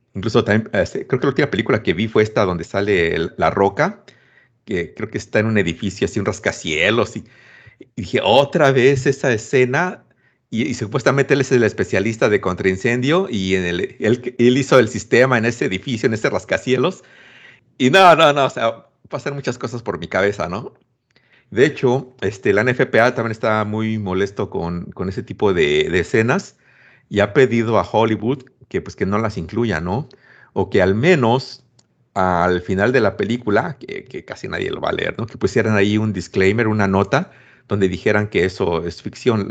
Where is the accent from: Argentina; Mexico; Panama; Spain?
Mexico; soy mexicano